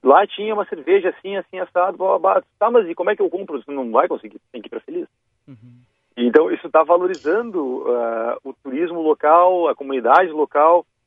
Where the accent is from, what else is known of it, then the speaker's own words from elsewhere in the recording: Vale do Taquari, Rio Grande do Sul, Brazil; lá na minha região, no Vale do Taquari